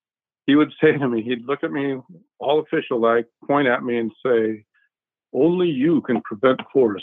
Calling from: Arizona, United States; I'm from home in Arizona.

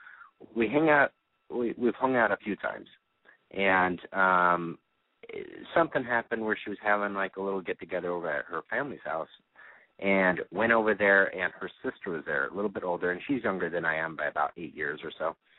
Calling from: Phoenix, Arizona, United States; Phoenix, 31.

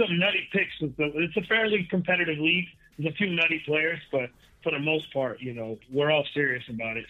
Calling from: Tampa, Florida, United States; Tampa. Actually. Tampa Bay.

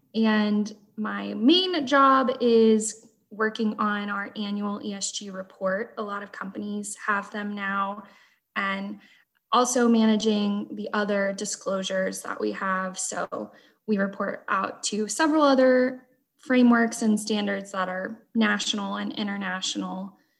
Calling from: Fort Worth, Texas, United States; I am in the Fort Worth, Texas area.

